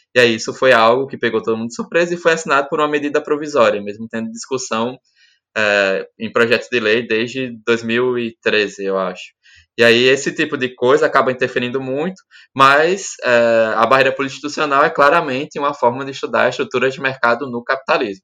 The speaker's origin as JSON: {"language": "Portuguese", "region": "Alagoas", "country": "Brazil", "said": "eu, enquanto alagoano"}